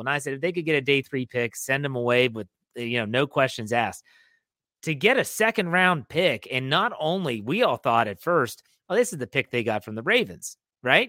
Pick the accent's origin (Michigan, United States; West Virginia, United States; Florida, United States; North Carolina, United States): West Virginia, United States; Wheeling; now in Maryland, United States; I didn't grow up in Pittsburgh. I grew up in Wheeling, West Virginia